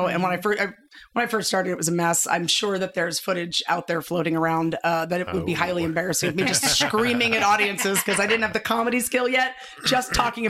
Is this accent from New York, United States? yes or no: yes; New York City, New York, United States; now in Idaho, United States; my mom still lives in the same apartment I grew up in on the Lower East Side in Manhattan.